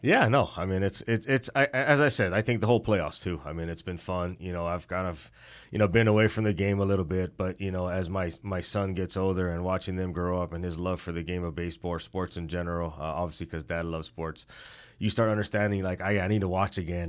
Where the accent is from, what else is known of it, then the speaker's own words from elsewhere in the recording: Hawaii, United States; growing up in Hawaii